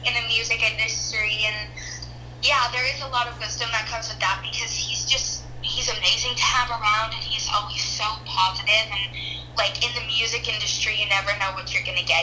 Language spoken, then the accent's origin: English; Toronto, Ontario, Canada; I'm from Toronto, Canada, born and raised.